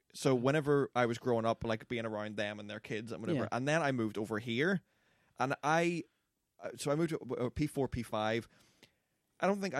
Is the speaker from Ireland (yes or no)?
yes; Ireland; Yeah, but it's also because we're from Ireland. Ireland is 98.7% white.